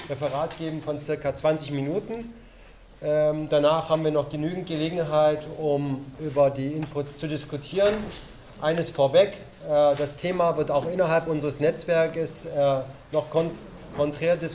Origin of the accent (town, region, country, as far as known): Dallgow-Döberitz, Brandenburg, Germany